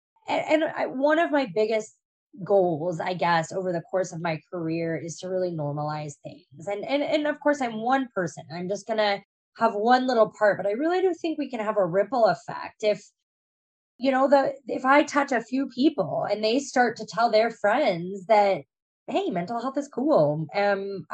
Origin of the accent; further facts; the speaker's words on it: Iowa, United States; I grew up in Iowa. I lived, you know, most of my life until I went off to college in Iowa